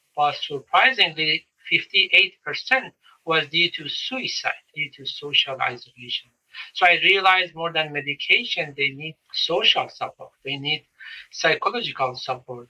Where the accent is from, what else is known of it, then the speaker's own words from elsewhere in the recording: Iran; moved away as an adult; now in United States; when I grew up in Iran